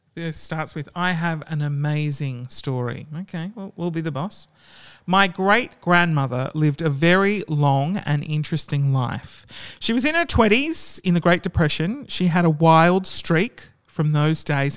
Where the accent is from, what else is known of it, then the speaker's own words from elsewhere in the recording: Australia; That's what we like to do in Australia